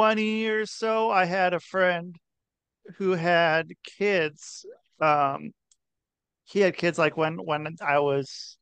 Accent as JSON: {"language": "English", "region": "Oregon", "country": "United States", "tie": "born or raised there", "also_born_or_lived": "Ohio", "moved": "yes", "lives_now": "Connecticut, United States", "said": "I would say I'm from Oregon, if I had to say something. I lived in Oregon most of my life. So I would say that. I was born in Ohio."}